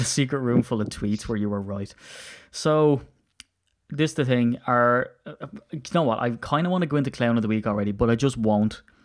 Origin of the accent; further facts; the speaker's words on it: Ireland; now in United Kingdom; I'm he, so Irish and I don't put H's where I put T's